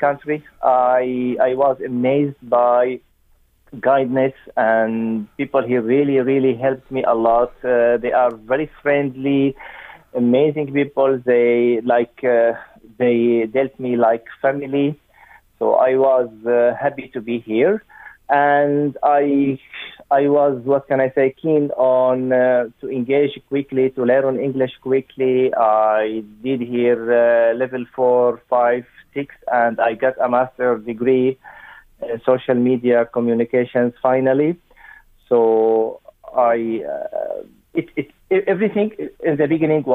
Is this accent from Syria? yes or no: yes; Damascus, Damascus Governorate, Syria; moved away as an adult; also born or lived in Lebanon / Turkey / Greece / Germany; now in Ireland; I am from the capital, Damascus